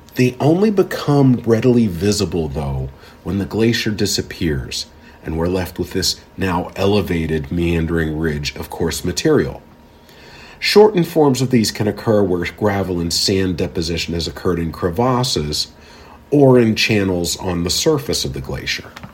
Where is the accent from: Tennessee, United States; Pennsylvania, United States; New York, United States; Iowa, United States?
Pennsylvania, United States; Pittsburgh; growing up in the Pittsburgh area with its steep valleys